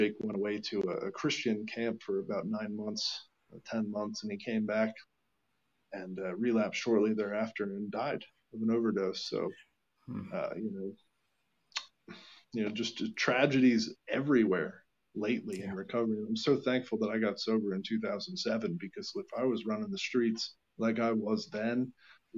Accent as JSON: {"language": "English", "town": "Allentown", "region": "Pennsylvania", "country": "United States", "moved": "as an adult", "lives_now": "Lancaster, United States", "said": "I was from Allentown, Pennsylvania, moved to Lancaster."}